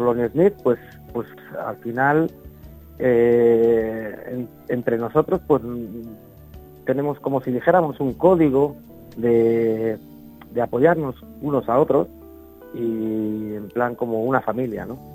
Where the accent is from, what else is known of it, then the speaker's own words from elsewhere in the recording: Valencia, Valencian Community, Spain; Yo soy de Valencia